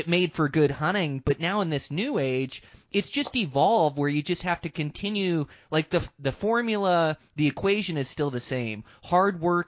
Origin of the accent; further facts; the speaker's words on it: Washington, United States; moved away as an adult; now in Montana, United States; I moved straight after high school from Washington to Montana